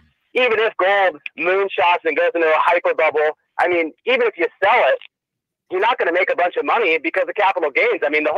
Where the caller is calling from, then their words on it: Vancouver, Washington, United States; from Vancouver, Washington.